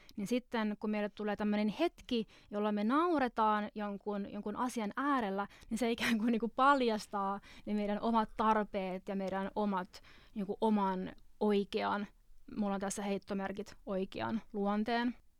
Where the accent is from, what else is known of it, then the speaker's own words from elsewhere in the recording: Finland; moved away; tuolta mä oon kotoisin